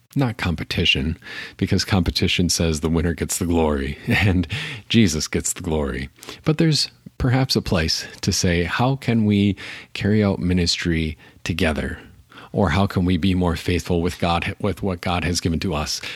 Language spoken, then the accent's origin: English; Appleton, Wisconsin, United States; I grew up in Appleton, Wisconsin